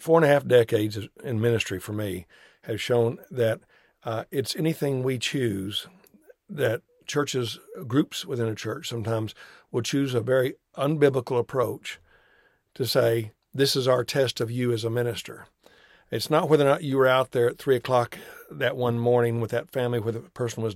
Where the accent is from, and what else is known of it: United States